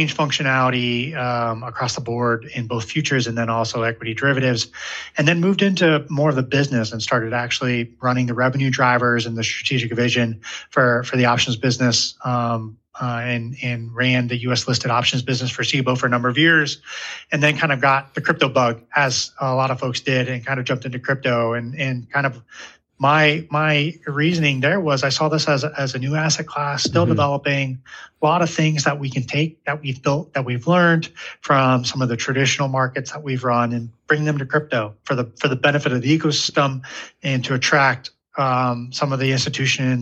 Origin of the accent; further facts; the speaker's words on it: Ohio, United States; I grew up in Ohio